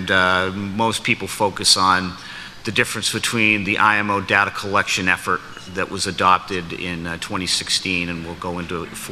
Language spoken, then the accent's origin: English; United States; my home country